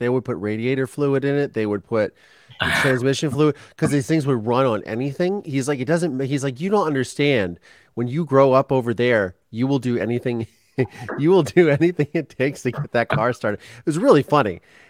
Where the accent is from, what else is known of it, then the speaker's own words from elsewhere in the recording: Ohio, United States; I grew up in Ohio